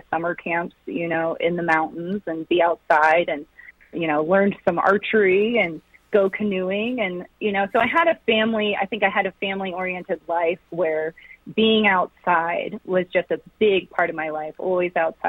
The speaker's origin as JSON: {"language": "English", "area": "Loudoun County, D.C.", "region": "Virginia", "country": "United States", "tie": "born or raised there", "moved": "as an adult", "lives_now": "Colorado, United States", "said": "I grew up right outside of Washington, D.C., in Loudoun County."}